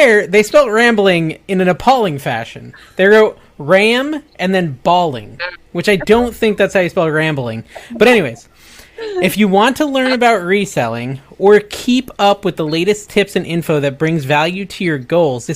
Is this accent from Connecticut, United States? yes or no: yes; Connecticut, United States; I'm from Connecticut